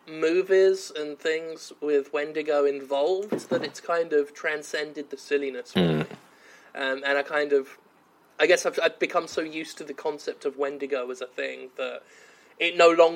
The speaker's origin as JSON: {"language": "English", "country": "United Kingdom", "said": "being British"}